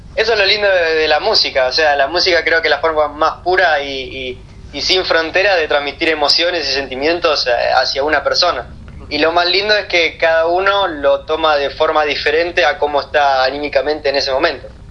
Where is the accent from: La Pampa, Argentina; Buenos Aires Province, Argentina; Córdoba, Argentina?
Buenos Aires Province, Argentina; Lanús; nosotros somos de Lanús